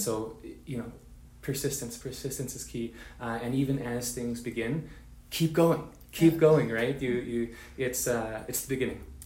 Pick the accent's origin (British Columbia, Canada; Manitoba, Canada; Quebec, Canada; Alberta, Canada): British Columbia, Canada; Vancouver; I come from Vancouver, British Columbia, Canada, to born to Mexican parents